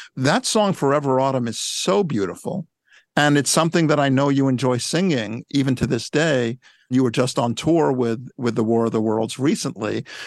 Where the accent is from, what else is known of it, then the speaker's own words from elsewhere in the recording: New York, United States; when I was a teenager growing up in New York